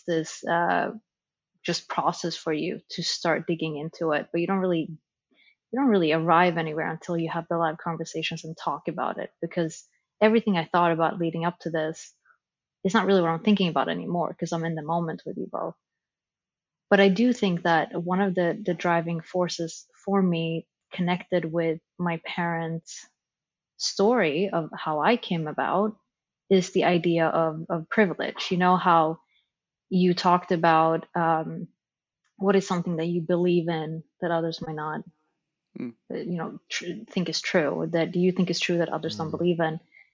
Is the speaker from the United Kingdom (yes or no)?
no; Sweden; moved away; how I was raised in Sweden